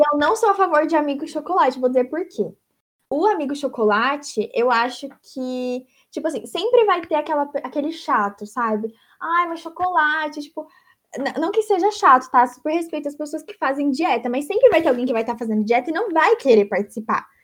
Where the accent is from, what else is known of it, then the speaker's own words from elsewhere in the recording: Brazil; moved away; Sou brasileira